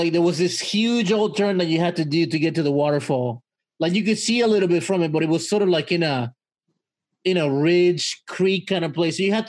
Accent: Mexico; moved away; my childhood was spent in Mexico and a lot of stuff happened to me while growing up in Mexico

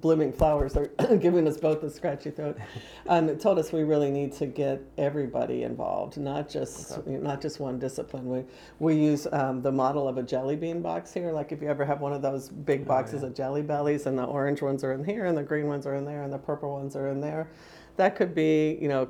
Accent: Spartanburg, South Carolina, United States; moved away as an adult; also born or lived in Pennsylvania / Illinois / Missouri; now in Indiana, United States; I was raised in South Carolina.

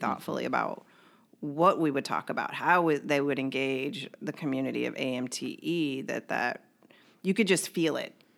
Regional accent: Kentucky, United States; I was born and raised in Kentucky, and it was a predominantly white area that I grew up in.

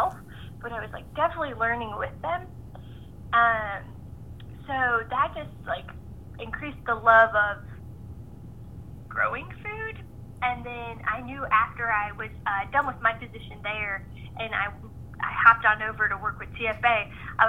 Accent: Northeast Ohio, United States; moved away; I grew up in Northeast Ohio

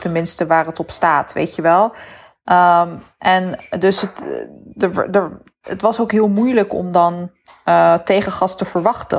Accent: Netherlands; persoonlijke ervaring als een Nederlander met een moslimachtergrond

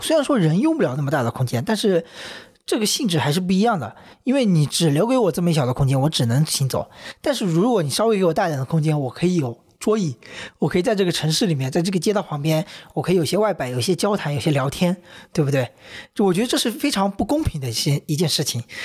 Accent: Wenzhou, Zhejiang, China; now in Hangzhou, China; 它是从温州市区回我乡下嘛

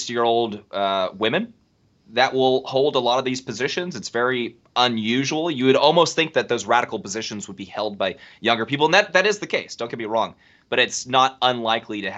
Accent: California, United States; I'm from California.

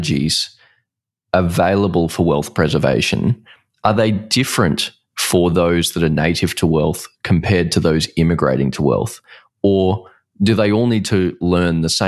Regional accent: Australia; now in Singapore; I'm Australian. I'm based in Singapore.

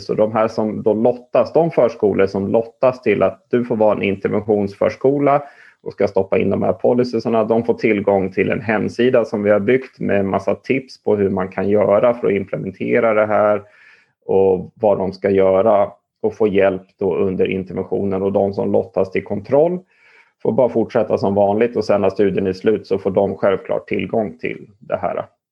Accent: Stockholm, Stockholm County, Sweden; jag är uppvuxen i Stockholm

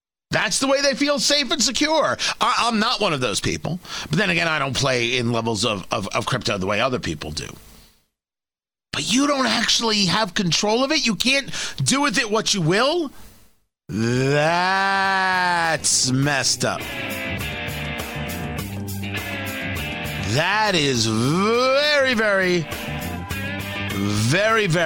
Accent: New Jersey, United States; I grew up in New Jersey

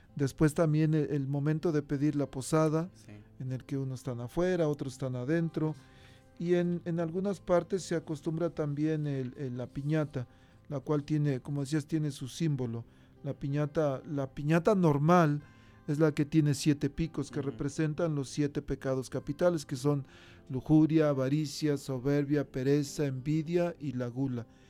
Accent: Mexico; now in United States; en México, pues allá con trabajos tenemos para un foquito.

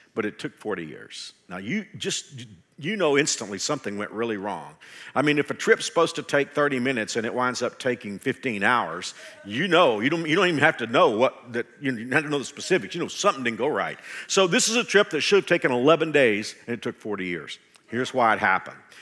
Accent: Texas, United States; in my home state of Texas

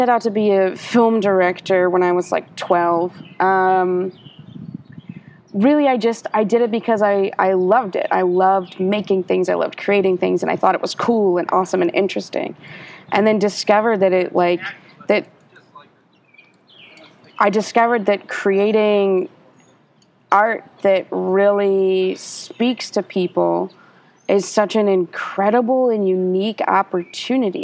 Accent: Ohio, United States; moved away as an adult; also born or lived in New York State; now in Atlanta, United States; my family moved to Ohio when I was 10. And so I lived half my life in one state and half my life in another

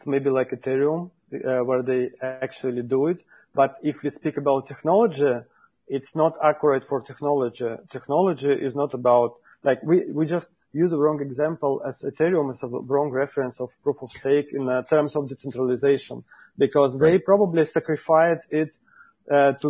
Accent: Russia; I'm from Russia.

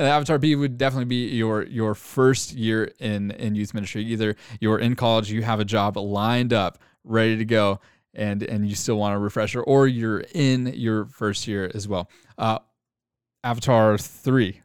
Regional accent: Arlington, Texas, United States; now in Grapevine, United States; born and raised in the Arlington, Texas area, but I live, uh, in Grapevine

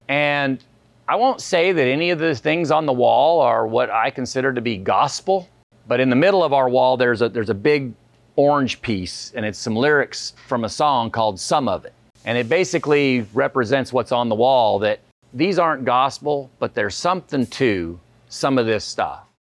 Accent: Cottonwood, Arizona, United States; move back to my hometown

